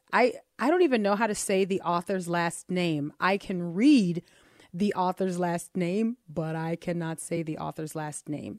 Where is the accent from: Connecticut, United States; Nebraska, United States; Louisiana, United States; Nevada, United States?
Louisiana, United States; New Orleans; we are from New Orleans and we have names like Chapatulas